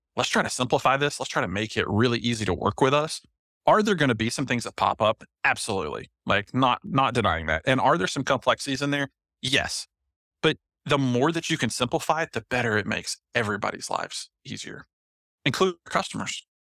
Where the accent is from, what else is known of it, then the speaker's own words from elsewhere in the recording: Knoxville, Tennessee, United States; I'm from Knoxville, Tennessee